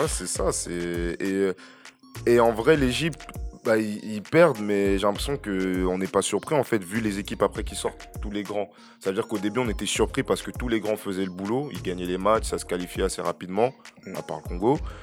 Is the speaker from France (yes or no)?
no; Cameroon; je suis camerounais